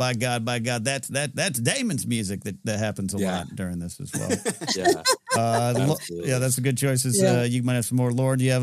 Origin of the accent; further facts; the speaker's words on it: Pismo Beach, California, United States; moved away; my hometown neck of the woods, Pismo Beach, San Luis Obispo area